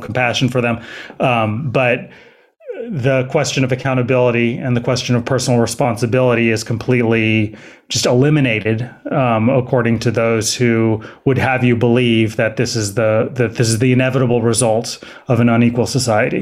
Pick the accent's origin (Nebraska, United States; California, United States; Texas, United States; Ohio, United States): California, United States; Berkeley; also born or lived in San Francisco / Los Angeles / Oakland; I actually live in Oakland. I grew up in Berkeley, so I'm a Bay Area native